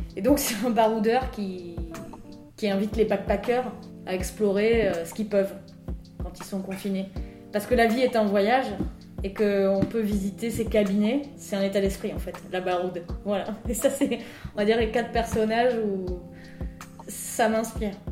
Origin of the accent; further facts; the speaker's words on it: Hautes-Pyrénées, Occitania, France; accent: Tarbes accent (Hautes-Pyrénées); moved away; mon accent natal des Hautes-Pyrénées